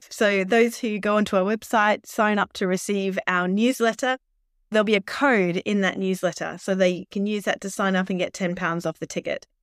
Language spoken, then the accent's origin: English; Australia; accent: Australian; now in United Kingdom; I am an Australian, as you can probably tell from my accent, uh, but I've lived, uh, over in the U K, um, on and off most of my life